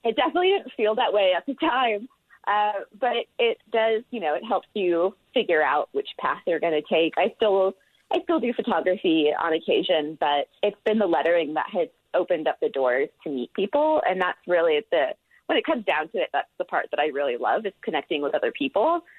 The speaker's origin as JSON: {"language": "English", "area": "outside of Charleston, Deep South", "region": "South Carolina", "country": "United States", "tie": "born or raised there", "also_born_or_lived": "Florida / Atlanta, Georgia", "accent": "southern drawl", "moved": "as an adult", "lives_now": "Utah, United States", "said": "I am from the Deep South. So I grew up outside of Charleston, and I went to school in Florida and then lived in Atlanta before coming out here"}